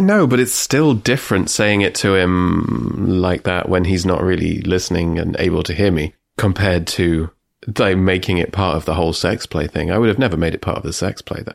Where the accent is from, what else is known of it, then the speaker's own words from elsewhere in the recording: England, United Kingdom; I'm English